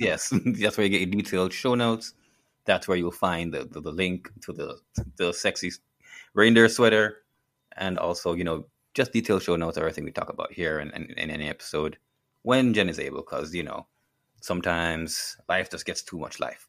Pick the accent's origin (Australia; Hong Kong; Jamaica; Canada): Jamaica; as a Jamaican